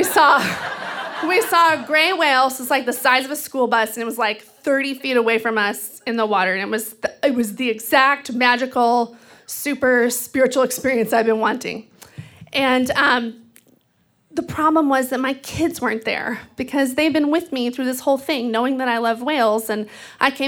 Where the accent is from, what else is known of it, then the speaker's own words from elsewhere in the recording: Texas, United States; now in Seattle, United States; I grew up in Texas, which is like a sea of dead brown grass